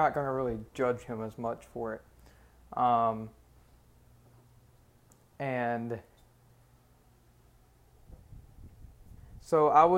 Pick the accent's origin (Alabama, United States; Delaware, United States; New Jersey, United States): Alabama, United States; I'm from Alabama.